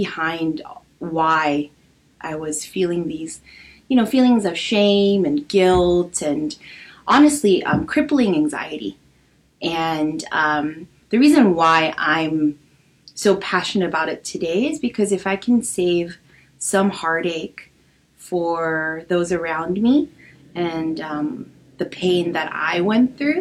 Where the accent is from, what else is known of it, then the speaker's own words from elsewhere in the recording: Los Angeles, California, United States; also born or lived in San Diego; I'm Korean American. I was born and raised in Los Angeles